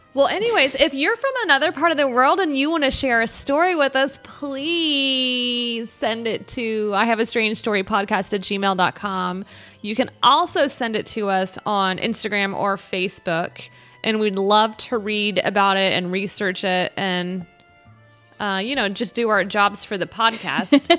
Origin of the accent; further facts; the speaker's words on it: United States; we're American